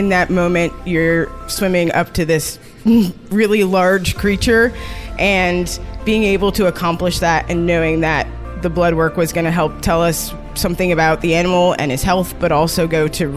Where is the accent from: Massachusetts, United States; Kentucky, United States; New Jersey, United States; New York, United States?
New York, United States; Rochester; moved away as an adult; also born or lived in Boston; now in Atlanta, United States; I grew up in Rochester, New York, so a little bit of water, but not really near the ocean